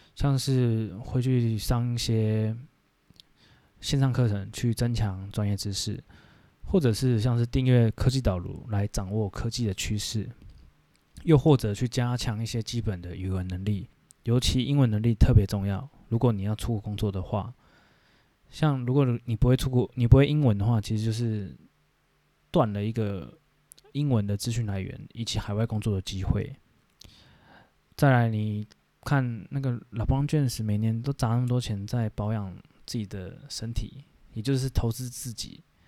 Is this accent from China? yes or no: no; Taiwan; 我们台湾人